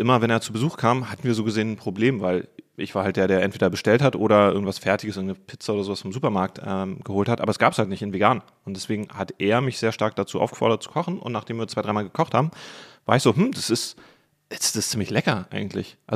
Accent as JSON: {"language": "German", "region": "Berlin", "country": "Germany", "tie": "born or raised there", "said": "sage, ich bin Berliner, sind die Leute so, ja, aber von wo bist du hergezogen?"}